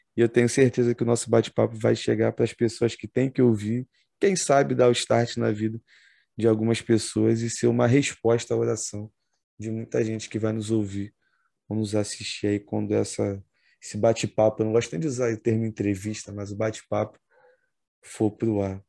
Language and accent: Portuguese; Brazil; como brasileiro